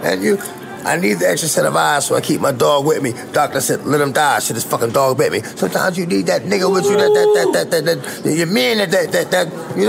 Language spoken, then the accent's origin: English; New York, United States; I'm from New York, this is my block